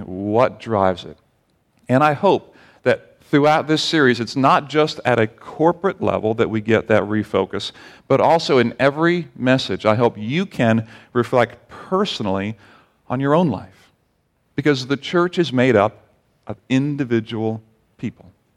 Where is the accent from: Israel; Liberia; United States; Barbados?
Barbados; moved away; growing up in Barbados